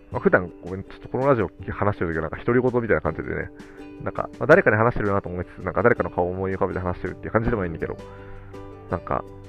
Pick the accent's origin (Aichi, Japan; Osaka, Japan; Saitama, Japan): Saitama, Japan; Tokorozawa; 私もこう埼玉県の所沢市の出身だけど